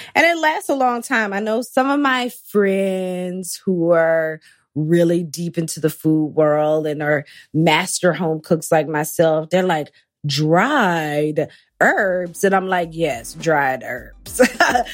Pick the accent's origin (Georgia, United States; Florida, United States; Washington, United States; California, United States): Georgia, United States; Athens; now in New York City, United States; moved to my hometown, Athens, temporarily